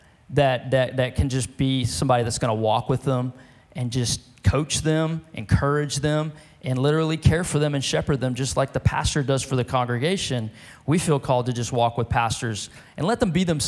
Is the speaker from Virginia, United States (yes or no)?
no; Beaumont, Texas, United States; also born or lived in France / California; now in Lufkin, United States; my hometown of Beaumont, Texas